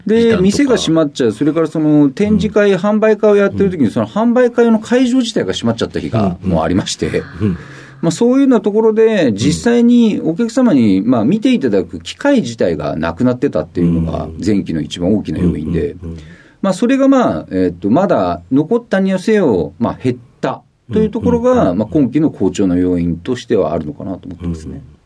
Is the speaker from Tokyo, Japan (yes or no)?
yes; Tokyo, Japan; 出身は東京都新宿区になります